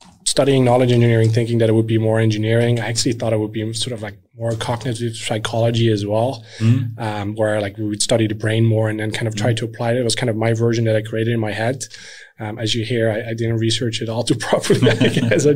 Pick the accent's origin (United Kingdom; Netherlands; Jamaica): Netherlands; moved away as an adult; now in Sweden; I grew up in the Netherlands